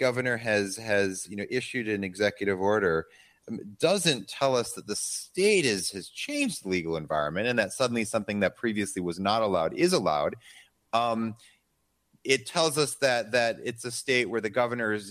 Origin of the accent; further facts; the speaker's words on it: Midwest, United States; I'm from the Midwest